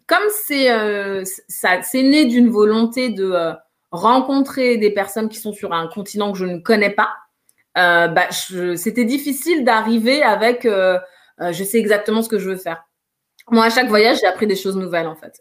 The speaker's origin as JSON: {"language": "French", "town": "Paris", "region": "Île-de-France", "country": "France", "tie": "born or raised there", "said": "je suis originaire euh, de, Guinée, je suis née à Paris, j'ai toujours vécu en France"}